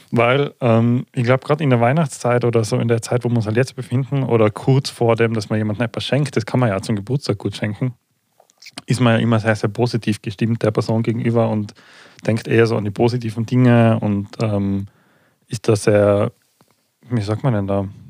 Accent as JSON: {"language": "German", "region": "Tyrol", "country": "Austria", "said": "bei uns in Tirol"}